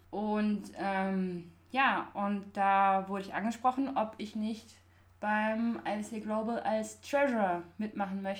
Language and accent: German; Belgium; moved away as an adult; now in Munich, Germany; Meine Mutter arbeitet bei der EU. Ähm, ich bin in Belgien aufgewachsen und das hat mir immer schon so Spaß gemacht, auf Englisch zu reden. Und dann, als ich nach München kam fürs Studium